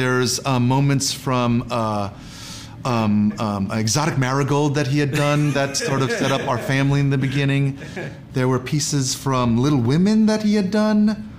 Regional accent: New York, United States; I was born in New York.

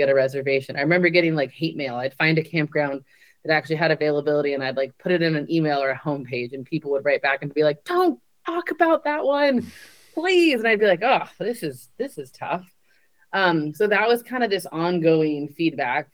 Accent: California, United States; I grew up in California

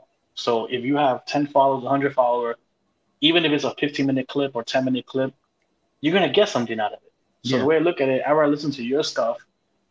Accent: New York City, New York, United States; I grew up in Brooklyn

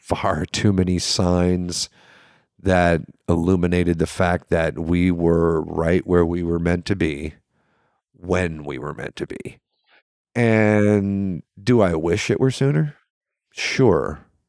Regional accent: the South, United States

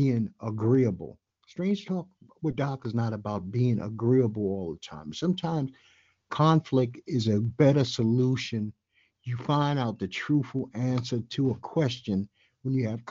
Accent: New York City, New York, United States; I'm born and raised in New York City.

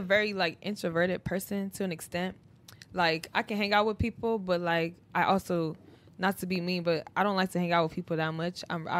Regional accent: Ohio, United States; I'm from Ohio.

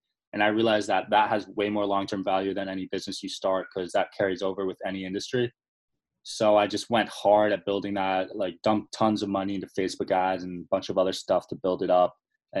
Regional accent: New Jersey, United States; I'm 22 years old. I'm from New Jersey.

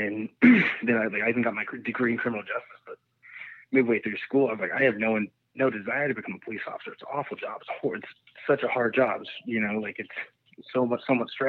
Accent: Nevada, United States; I'm from a tiny town in the middle of nowhere, Nevada

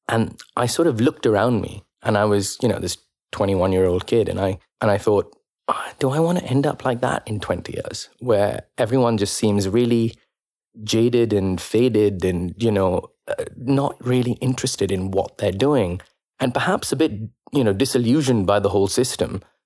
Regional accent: India; moved away as an adult; now in London, United Kingdom; growing up in India

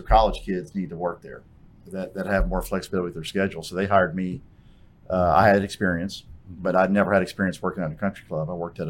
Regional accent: New Orleans, Louisiana, United States; moved away; also born or lived in Fort Worth, Texas; I grew up in New Orleans

